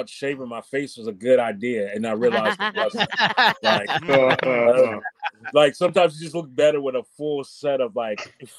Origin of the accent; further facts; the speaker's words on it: Nashville, Tennessee, United States; now in Washington, United States; I came up from Nashville, Tennessee to be in DC and primarily came in for my education